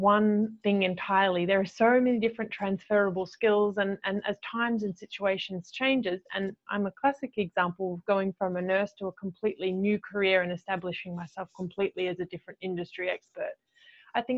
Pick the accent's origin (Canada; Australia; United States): Australia; moved away as an adult; now in Dubai, United Arab Emirates; I am from Australia, as you mentioned. I am Australian, but as you mentioned, living in Dubai.